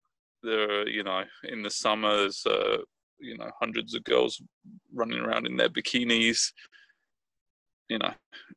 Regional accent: Brighton, South East England, United Kingdom; now in Richmond, United States; I'm from Brighton, England, and I live in Richmond, California.

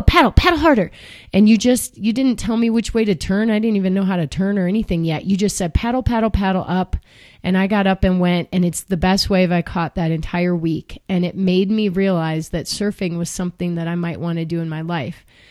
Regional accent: Chicago, Illinois, United States; I grew up in Chicago, which is right in the middle of the country and landlocked

